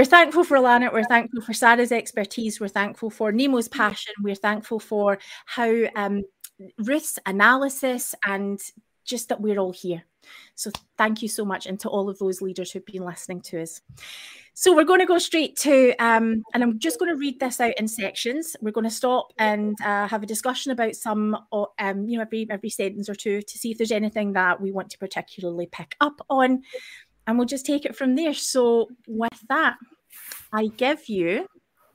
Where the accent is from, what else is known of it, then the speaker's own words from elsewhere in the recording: Scotland, United Kingdom; as a Scottish person